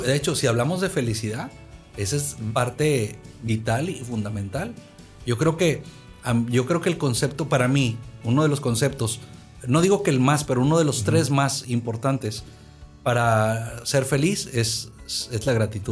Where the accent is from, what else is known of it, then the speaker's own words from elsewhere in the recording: Monterrey, Nuevo León, Mexico; moved away as an adult; also born or lived in United States; Yo soy de aquí, de la ciudad de Monterrey, originario, aunque viví muchos años en Estados Unidos. Pero crecí en un tejabán de madera aquí, en esta colonia